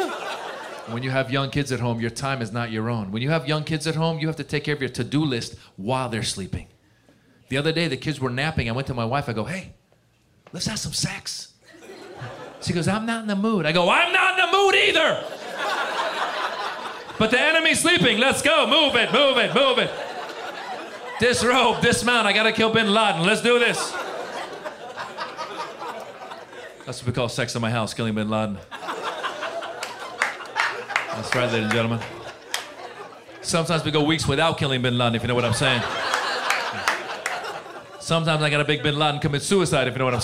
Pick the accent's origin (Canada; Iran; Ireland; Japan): Iran; moved away; I'm originally from Iran